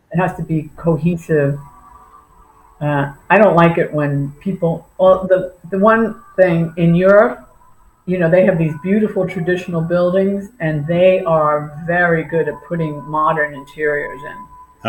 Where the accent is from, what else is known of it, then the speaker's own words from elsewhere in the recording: Long Island, New York, United States; moved away as an adult; now in Naples, United States; I'm originally from New York